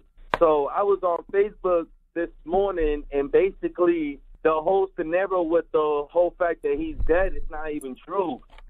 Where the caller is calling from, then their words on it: Boston, Massachusetts, United States; I'm calling from Boston.